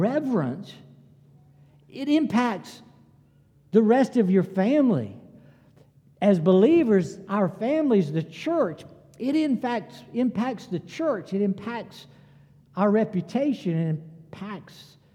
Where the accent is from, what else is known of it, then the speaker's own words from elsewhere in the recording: Greenville, United States; I grew up public schools in Greenville